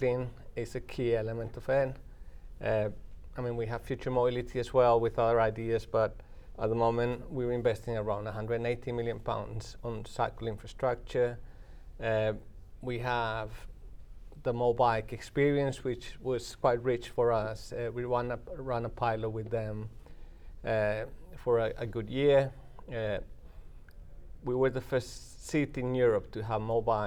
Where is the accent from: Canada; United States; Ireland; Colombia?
Colombia; moved away as an adult; also born or lived in United Kingdom; now in Manchester, United Kingdom; I'm from Colombia in South America, but I spent the past 30 years in the UK